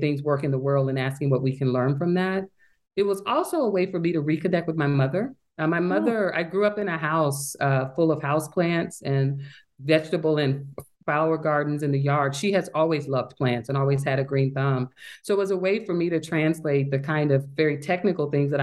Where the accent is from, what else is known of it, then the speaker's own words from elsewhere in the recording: Little Rock, Arkansas, United States; moved away as an adult; also born or lived in Michigan; now in Grinnell, United States; I grew up in Little Rock, Arkansas